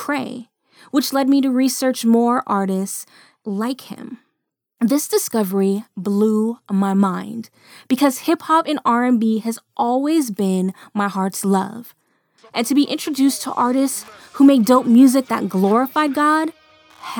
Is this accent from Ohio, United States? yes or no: no; Sacramento, California, United States; I interned at a major radio station here in my hometown of Sacramento, California.